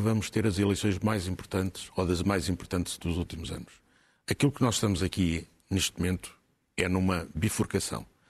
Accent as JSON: {"language": "Portuguese", "country": "Portugal", "said": "Nós, enquanto portugueses"}